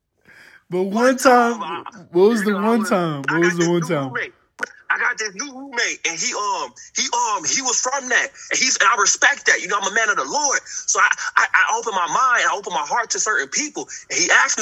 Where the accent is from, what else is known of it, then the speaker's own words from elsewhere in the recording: Oakland, California, United States; moved away; I come from Oakland